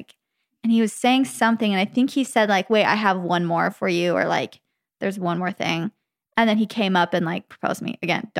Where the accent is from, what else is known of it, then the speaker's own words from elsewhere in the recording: Arizona, United States; because it was in my hometown in Arizona.